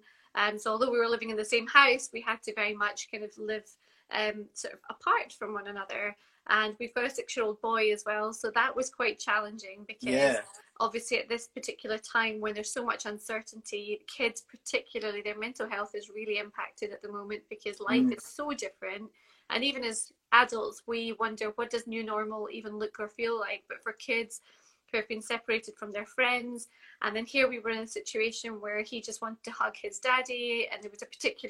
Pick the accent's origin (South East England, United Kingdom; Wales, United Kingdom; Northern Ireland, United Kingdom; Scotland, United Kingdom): Scotland, United Kingdom; I'm from Scotland